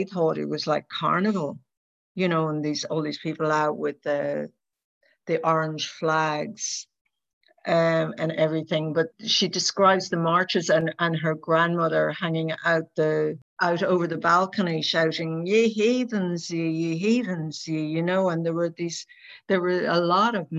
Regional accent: Ireland; as an Irish person

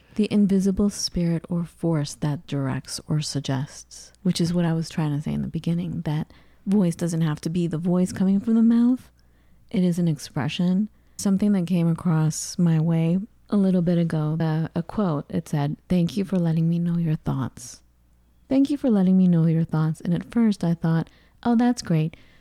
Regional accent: United States; growing up in the United States as an immigrant

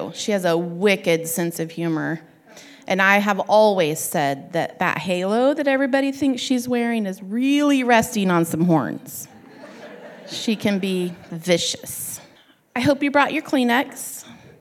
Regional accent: Sandy, Oregon, United States; I'm from Sandy, Oregon

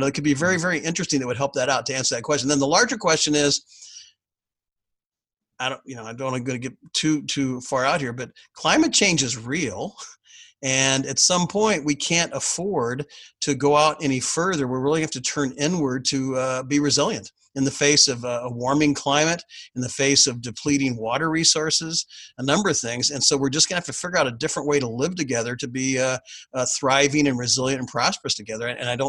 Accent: Fresno, California, United States; I lived around Thomas Elementary School. That's where I grew up. Okay. I was born in downtown Fresno. I grew up around Thomas Elementary.

